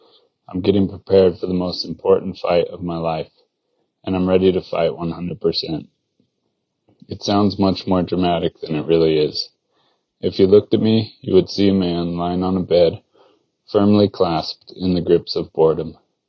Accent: Mammoth Lakes, California, United States; Growing up in Mammoth Lakes, a town in the Sierra Nevada mountains of California, I was lucky enough to learn how to ski around the same time that I learned how to walk.

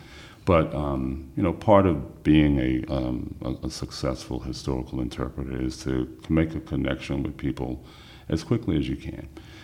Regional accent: Esmont, Virginia, United States; moved away as an adult; also born or lived in Buffalo, New York / Washington, D.C.; I grew up in Esmond, which is halfway between the town of Scottsville and Walton's Mountain.

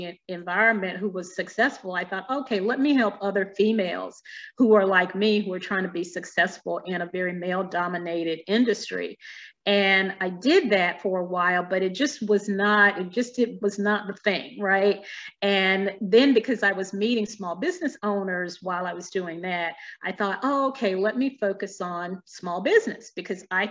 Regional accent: Alabama, United States; moved away as an adult; now in Virginia, United States; I grew up in Alabama, so deep south

